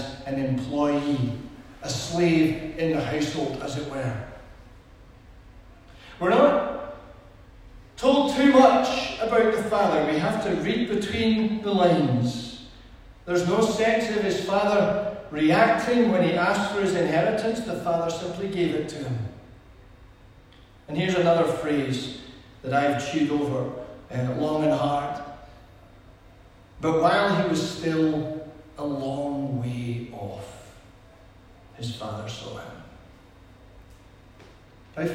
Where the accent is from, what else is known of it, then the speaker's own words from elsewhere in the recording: Edinburgh, Scotland, United Kingdom; we're from Edinburgh.